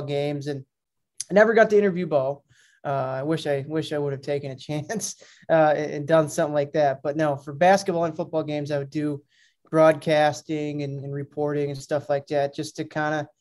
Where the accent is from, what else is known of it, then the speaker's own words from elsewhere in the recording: Grafton, Wisconsin, United States; also born or lived in Milwaukee, Wisconsin / St. Bonaventure, New York; I'm from Grafton, went to Grafton High School, some Milwaukee area